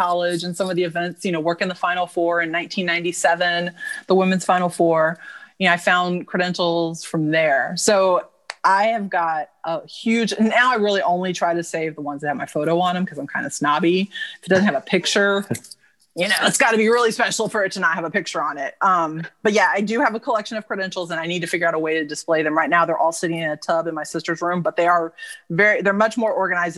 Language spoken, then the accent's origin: English; Dayton, Ohio, United States; living and growing up in Dayton, Ohio